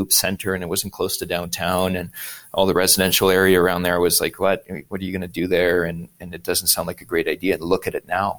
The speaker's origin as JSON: {"language": "English", "town": "Montreal", "region": "Quebec", "country": "Canada", "said": "Look at that. We're both from Montreal."}